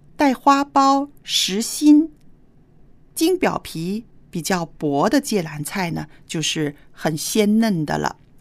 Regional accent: northern China, China; moved away; 我小时候在北方没有吃过这种菜

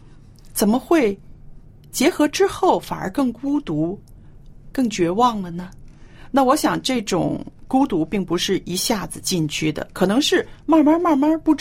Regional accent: China; 有的人会说：“哎呀，我们中国人呢，已经失去了啊，中国最美好的传统，是不是？”

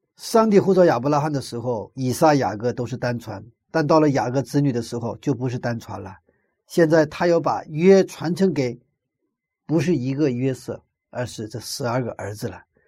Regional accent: China; 我们中国人的习惯

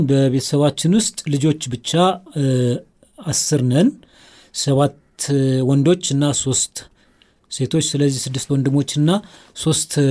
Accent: Addis Ababa, Ethiopia; also born or lived in Kerfe, near Debre Zeyit; ከሶስት ዓመት ጀምሮ ያደግኩት አዲስ አበባ ስለሆነ ማለት ነው። ያደግኩበት ሰፈር ጃልሜዳ በመባል ይታወቃል

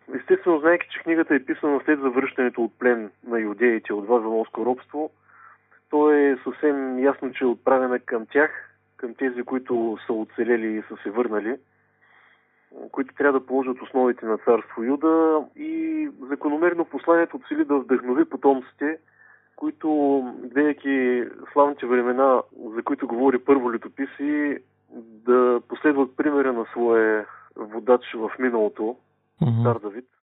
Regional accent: Bulgaria; ще говоря като българин

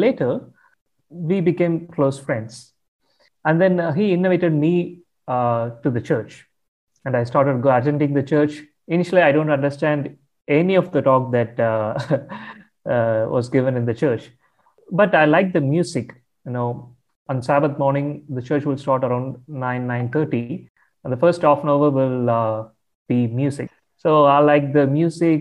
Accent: Tamil Nadu, India; I come from India, from the southern part of India, a state called Tamil Nadu. So I grew up in a Hindu family.

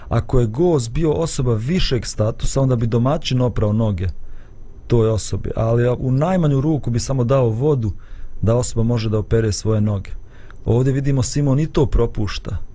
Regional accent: Bosnia & Herzegovina; kod nas u Bosni kad neko dođe, pa to je odma večera, ručak, sjedi za sto da jedeš

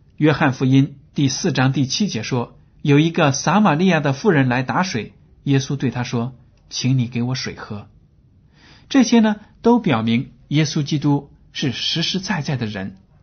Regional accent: China; 我们中国人

